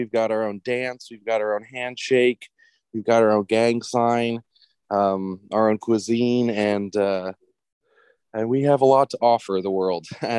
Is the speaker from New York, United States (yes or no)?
no; Louisiana, United States; I grew up very American. Like I said, my mom remarried an American dude. I grew up in Louisiana, away from all the Serbians